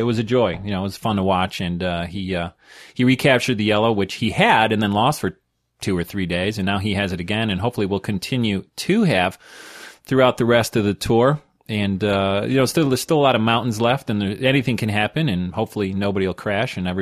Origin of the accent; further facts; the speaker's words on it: New York, United States; I'm from New York